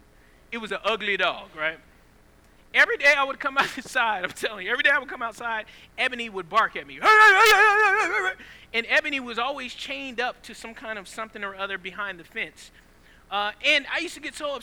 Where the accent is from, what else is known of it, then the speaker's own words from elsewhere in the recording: Southeast Georgia, United States; I grew up in Southeast Georgia.